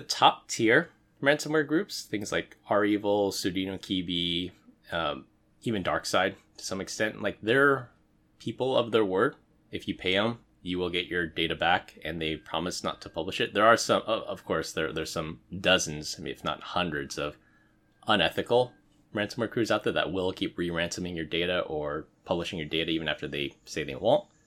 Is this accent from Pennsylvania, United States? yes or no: no; San Francisco, California, United States; moved away; I was born and raised in San Francisco